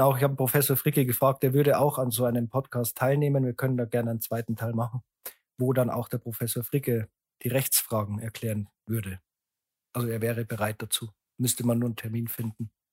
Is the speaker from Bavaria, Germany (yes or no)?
yes; Landshut, Bavaria, Germany; born or raised there